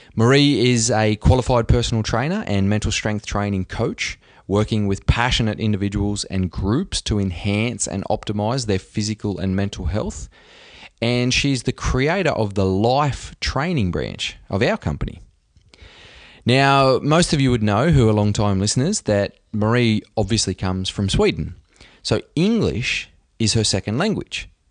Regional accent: Australia; I'm an Aussie

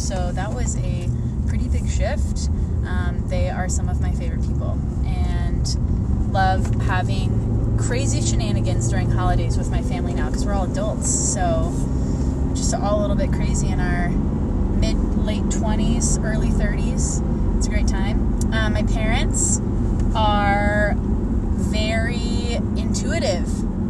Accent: Memphis, Tennessee, United States; moved away; I grew up in Memphis. I was homeschooled.

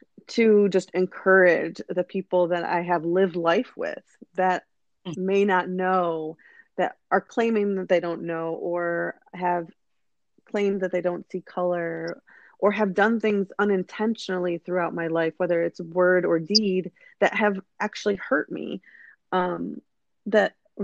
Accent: United States; growing up in the United States

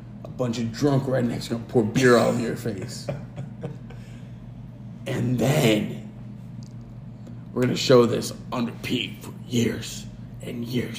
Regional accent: Winnipeg, Manitoba, Canada; I'm from Winnipeg, you idiot.

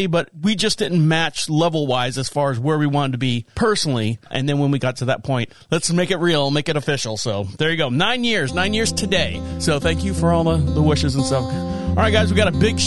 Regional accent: Orlando, Florida, United States; I was born and raised in Orlando, Florida.

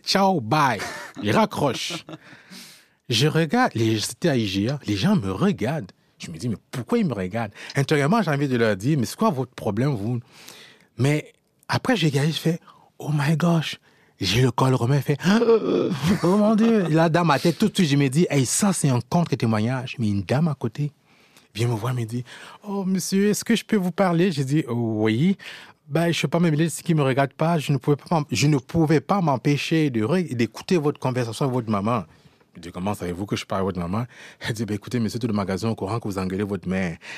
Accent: France; moved away as an adult; also born or lived in Cameroon; now in Quebec, Canada; j'ai grandi en France dans un contexte de racisme

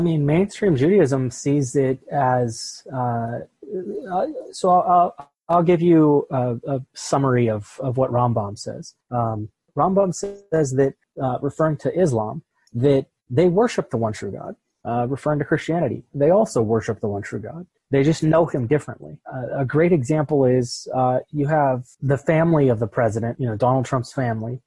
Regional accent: Pittsburgh, Pennsylvania, United States; moved away; I'm originally from Pittsburgh

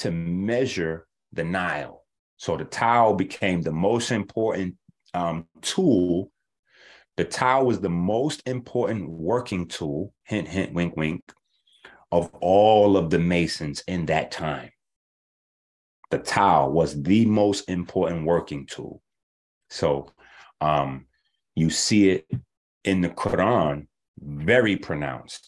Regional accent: New York City, New York, United States; I'm from 158th Street, Concourse Village side.

